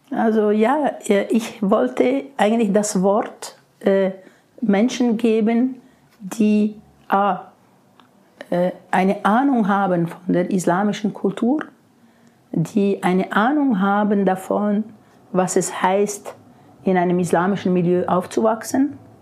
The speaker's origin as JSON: {"language": "German", "country": "Switzerland", "said": "bei uns in der Schweiz"}